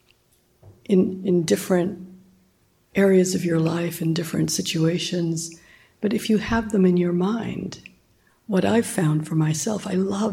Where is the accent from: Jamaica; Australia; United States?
Jamaica; moved away; I'm from Jamaica